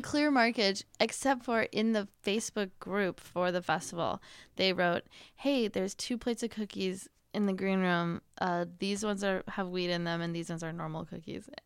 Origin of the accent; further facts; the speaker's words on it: Northern Wisconsin, United States; I grew up, like, right on Lake Superior